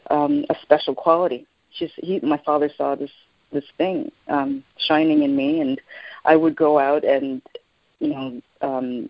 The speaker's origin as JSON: {"language": "English", "town": "Montreal", "region": "Quebec", "country": "Canada", "tie": "born or raised there", "also_born_or_lived": "Jamaica / Toronto", "said": "growing up in Montreal was wonderful"}